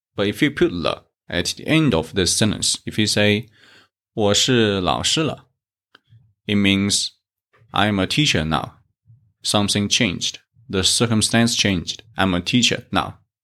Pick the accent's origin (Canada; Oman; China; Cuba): China; South China; I come from South China